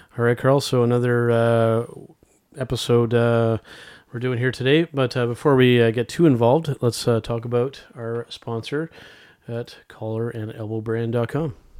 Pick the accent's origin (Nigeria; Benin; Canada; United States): Canada; Our home country of Canada